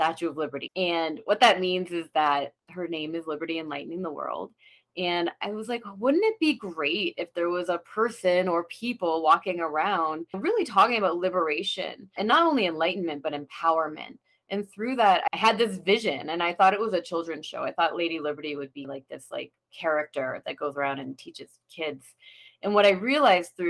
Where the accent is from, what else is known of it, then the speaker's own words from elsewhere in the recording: Vermont, United States; moved away as an adult; also born or lived in New York / California; I grew up in Vermont, small town girl, but always wanted to go to the big city